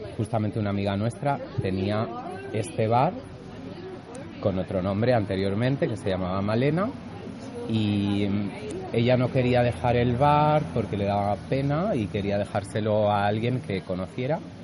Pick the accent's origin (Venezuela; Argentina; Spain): Spain; Catalonia; moved away; somos catalanes